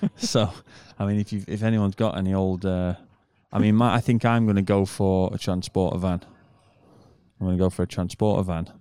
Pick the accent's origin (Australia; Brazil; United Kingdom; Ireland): United Kingdom; moved away; I'm a British person